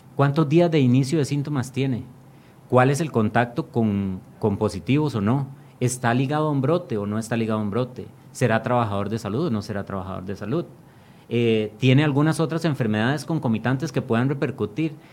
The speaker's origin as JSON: {"language": "Spanish", "country": "Costa Rica", "said": "como costarricenses"}